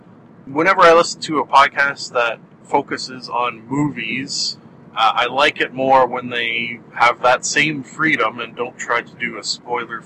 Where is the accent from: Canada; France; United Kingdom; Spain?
Canada; I am a Canadian